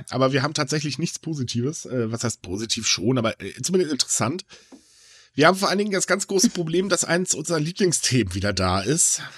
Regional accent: Germany; hier bei uns in Deutschland

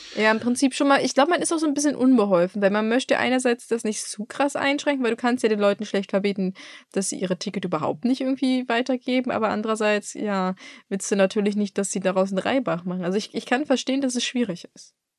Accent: Germany; bei uns in Deutschland

